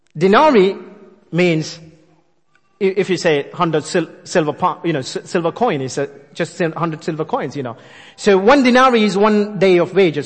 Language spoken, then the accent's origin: English; India; moved away; I born and brought up in India.